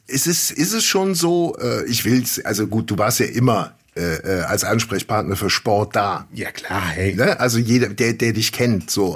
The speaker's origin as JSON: {"language": "German", "country": "Germany", "said": "als Deutsche"}